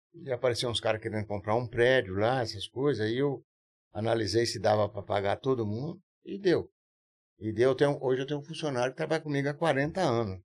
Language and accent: Portuguese; São Paulo, Brazil; eu praticamente eu nasci em São Paulo, ali perto